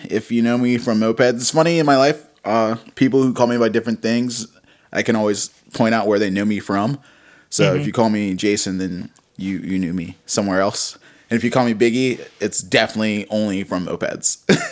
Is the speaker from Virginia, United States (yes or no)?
yes; Richmond, Virginia, United States; I grew up in like the West End of Richmond